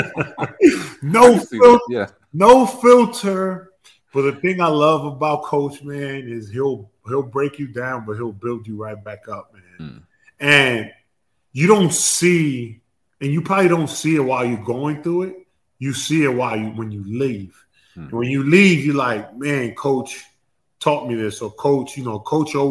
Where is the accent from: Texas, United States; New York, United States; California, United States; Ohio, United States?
New York, United States; New York City; I'm from Queens